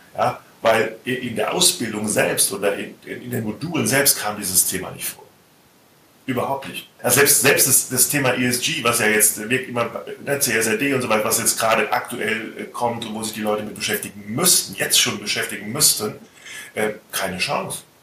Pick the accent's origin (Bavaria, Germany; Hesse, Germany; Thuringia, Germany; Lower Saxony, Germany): Hesse, Germany; Ich bin Hesse